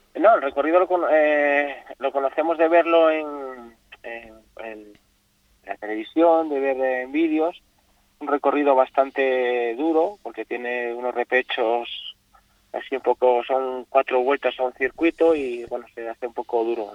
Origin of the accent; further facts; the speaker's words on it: Asturias, Spain; now in Fuerteventura, Spain; Voy a correr a, mi tierra, Asturias